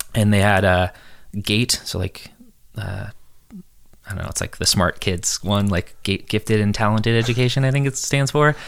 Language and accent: English; San Diego, California, United States; also born or lived in San Francisco; I grew up in California my whole life